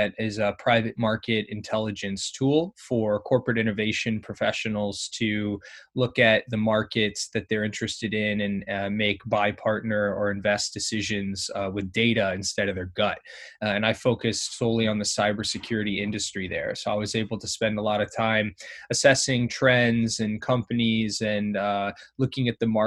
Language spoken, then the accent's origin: English; Indiana, United States; moved away as an adult; also born or lived in Ohio / Middle East and North Africa; now in New York City, United States; I'm from the Midwest in the U.S., from Indiana